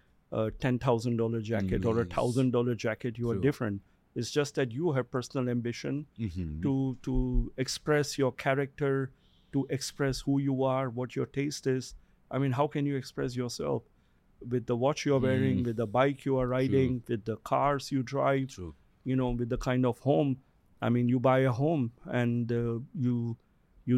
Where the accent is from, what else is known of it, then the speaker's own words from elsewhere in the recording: Singapore; also born or lived in Russia; But I have lived in Asia. I'm a Singaporean. I've lived in Singapore.